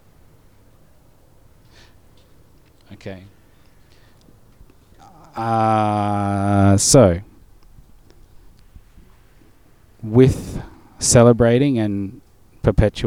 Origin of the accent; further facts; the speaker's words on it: Darwin, Northern Territory, Australia; I growing up in Darwin we only got ABC and Impaja sometimes